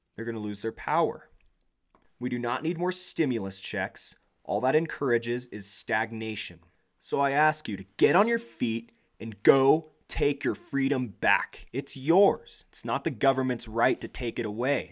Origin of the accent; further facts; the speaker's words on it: United States; We as a nation